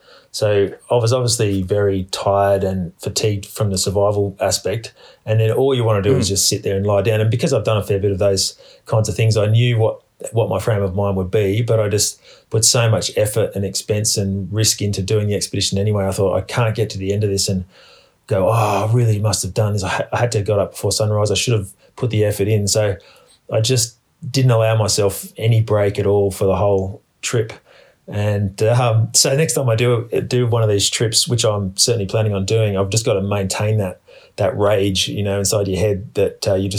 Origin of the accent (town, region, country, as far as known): Australia; born or raised there